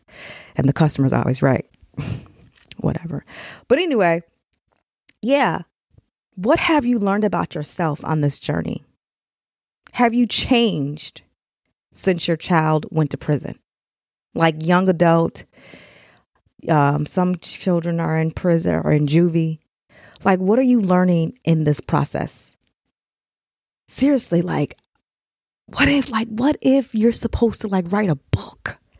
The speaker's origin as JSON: {"language": "English", "town": "Elgin", "region": "Illinois", "country": "United States", "tie": "born there", "said": "I don't know why I was born in Chicago, Elgin. But hey, it all worked out because now I'm here."}